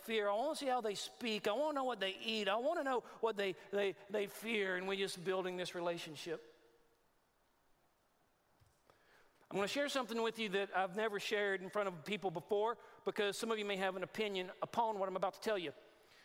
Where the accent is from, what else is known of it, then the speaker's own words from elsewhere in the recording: Texas, United States; moved away; I'm from Texas. A lot of my people